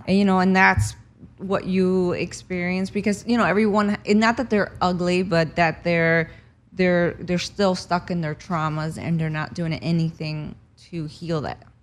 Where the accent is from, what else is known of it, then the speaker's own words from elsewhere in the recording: New Jersey, United States; moved away as an adult; also born or lived in Cuba; now in Los Angeles, United States; I grew up in New Jersey after we escaped Cuba, and, um, I moved here in two thousand five